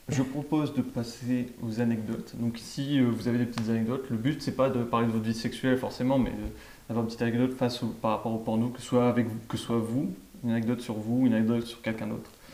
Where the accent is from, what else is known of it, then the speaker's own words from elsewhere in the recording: France; on est français